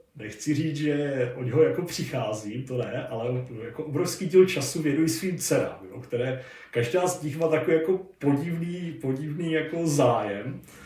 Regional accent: near Orlová, Moravian-Silesian Region, Czechia; nedaleko třeba mého rodiště

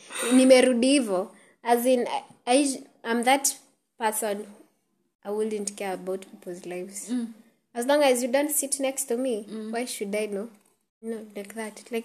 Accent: Nairobi, Kenya; I am from Eastlands.

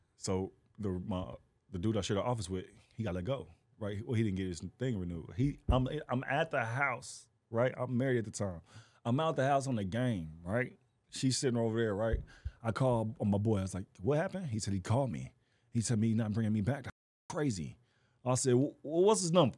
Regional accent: Fort Worth, Texas, United States; moved away; I am from Fort Worth, Texas

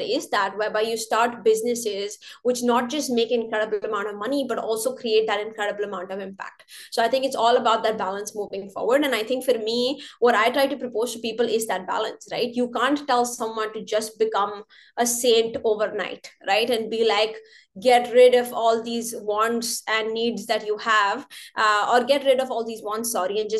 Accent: North India, India; now in Canada; I'm North Indian

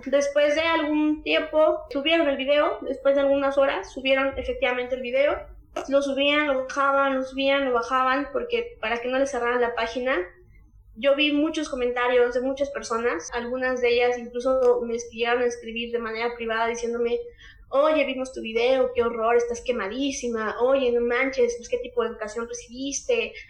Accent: Huauchinango, Puebla, Mexico; De donde yo soy originaria, son alrededor de 100.000 habitantes

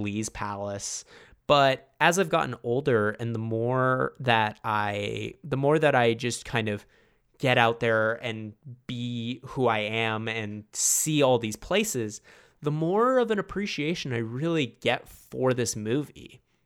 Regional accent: Toronto, Ontario, Canada; I am obviously from Toronto

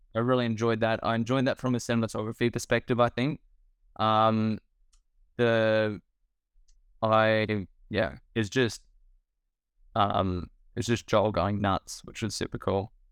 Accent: Australia; as an Australian filmmaker.

